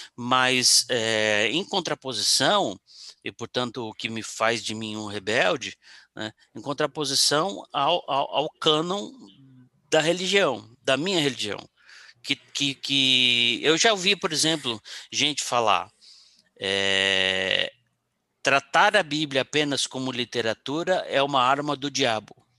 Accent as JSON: {"language": "Portuguese", "region": "São Paulo", "country": "Brazil", "also_born_or_lived": "Rio de Janeiro", "said": "eu estava no Rio, morando no Rio, mas eu sou de São Paulo"}